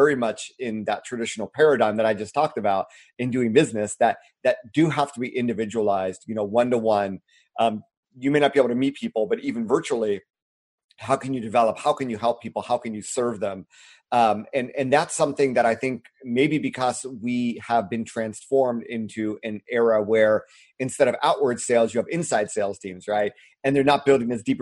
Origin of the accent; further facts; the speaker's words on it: United States; moved away as an adult; also born or lived in China / Japan; being an American